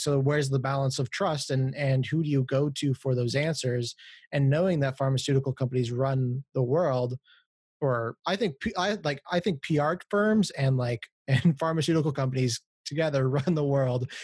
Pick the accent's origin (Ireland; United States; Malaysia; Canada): Canada; I'm not from America, I'm from Canada